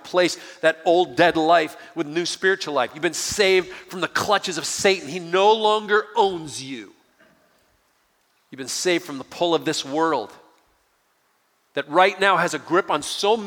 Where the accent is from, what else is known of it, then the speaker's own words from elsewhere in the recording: Detroit, Michigan, United States; I grew up outside of Detroit, Michigan